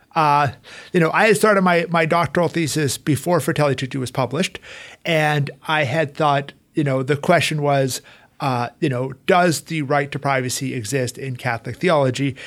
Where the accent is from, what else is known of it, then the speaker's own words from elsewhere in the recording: Calgary, Alberta, Canada; moved away as an adult; also born or lived in Rome / United States; So I'm originally from Calgary, Alberta, Canada. Uh, I grew up there.